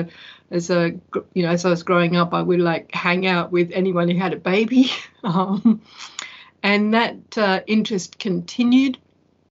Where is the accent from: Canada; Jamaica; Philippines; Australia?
Australia; Perth, Western Australia; I was born in Perth, Western Australia, where I still live.